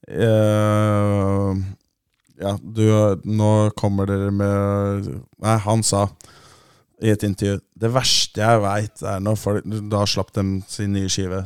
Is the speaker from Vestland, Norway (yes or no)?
no; Oslo, Norway; Jeg er fra Ammerud